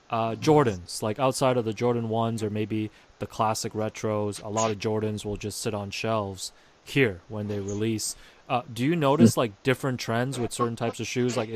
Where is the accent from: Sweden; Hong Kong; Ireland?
Hong Kong; this is from my time just growing up in Hong Kong